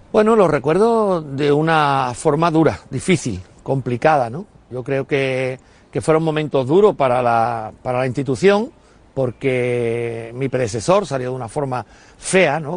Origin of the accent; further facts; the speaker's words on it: Utrera, Andalusia, Spain; de mi, de mi pueblo, de Utrera